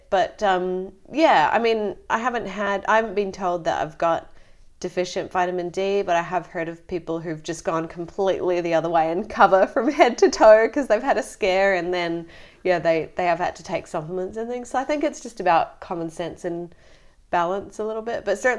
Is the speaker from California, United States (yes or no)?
no; Florida, United States; also born or lived in Connecticut; So my sister and I, we were born in Connecticut and then we moved down to Florida.